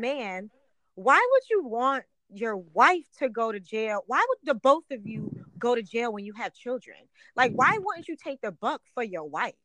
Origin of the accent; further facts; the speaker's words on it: Buffalo, New York, United States; I'm from Buffalo. I'm from Western New York